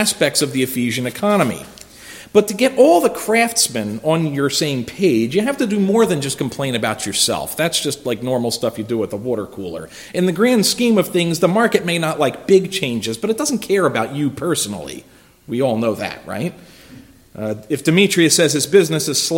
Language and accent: English; Philadelphia, Pennsylvania, United States; I'm from Philly. In my hometown, it is union dominated